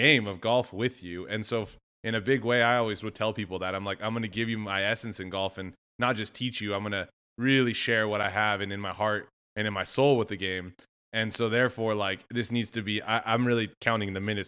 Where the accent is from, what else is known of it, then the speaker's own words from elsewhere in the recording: West Texas, United States; I'm from West Texas. They're like, oh, you have your West Texas swing